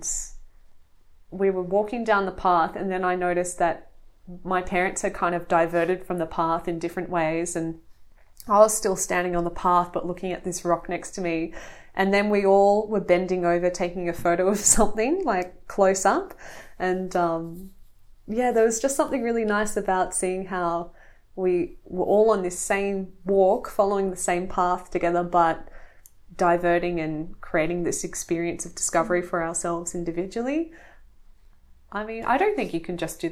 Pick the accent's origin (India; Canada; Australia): Australia; near the Blue Mountains, New South Wales; I grew up near the Blue Mountains, so I think I've always had that access to open space